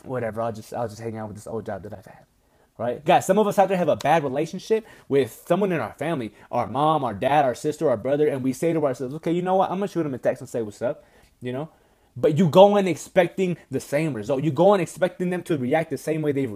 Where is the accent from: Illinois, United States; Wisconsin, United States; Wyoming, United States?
Wisconsin, United States; moved away; I'm from Wisconsin